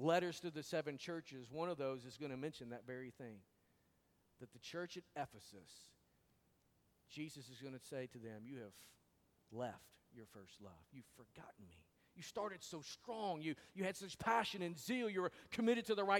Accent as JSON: {"language": "English", "region": "Arkansas", "country": "United States", "moved": "yes", "said": "I am from Arkansas. And we don't really speak very well over there sometimes."}